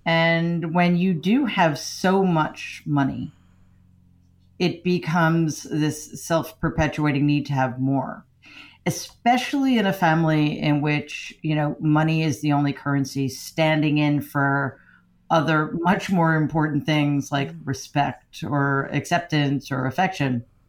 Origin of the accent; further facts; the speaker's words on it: Queens, New York, United States; I grew up in Jamaica, Queens, which was a working class, lower middle class neighborhood